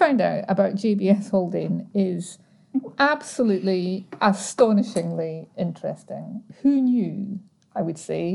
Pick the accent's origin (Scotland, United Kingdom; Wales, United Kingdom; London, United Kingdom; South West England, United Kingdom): Scotland, United Kingdom; Scottish like us